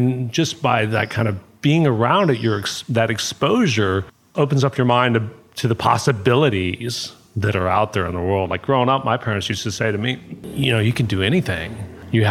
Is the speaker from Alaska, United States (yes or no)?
yes; Alaska, United States; also born or lived in Georgia; now in Costa Rica; I was born in Alaska